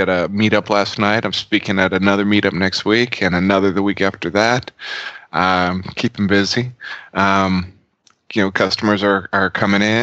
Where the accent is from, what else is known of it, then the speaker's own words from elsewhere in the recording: Austin, Texas, United States; I was born in Austin